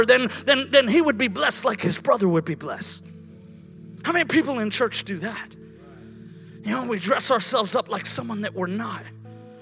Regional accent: Colorado, United States; moved away as an adult; also born or lived in California; When I grew up in Colorado

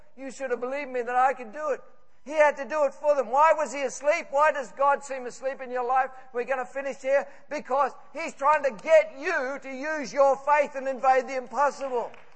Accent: Scotland, United Kingdom; I'm Scottish

